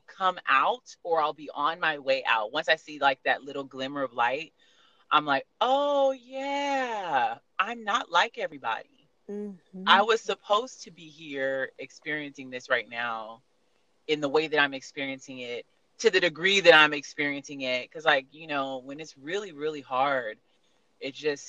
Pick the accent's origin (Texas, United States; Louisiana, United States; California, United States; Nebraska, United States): California, United States; I am from California